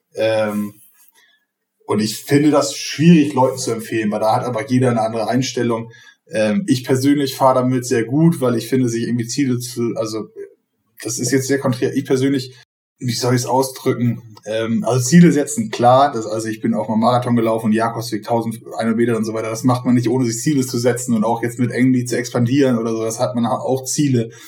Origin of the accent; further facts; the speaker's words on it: Bordesholm, Schleswig-Holstein, Germany; Also ich komme aus Bordesholm, das ist mit allen Dörfern rum 10.000 Einwohner